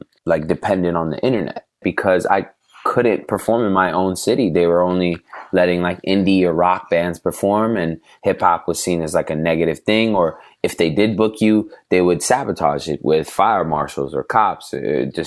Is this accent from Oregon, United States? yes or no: yes; Portland, Oregon, United States; moved away as an adult; now in Los Angeles, United States; growing up in Portland in middle school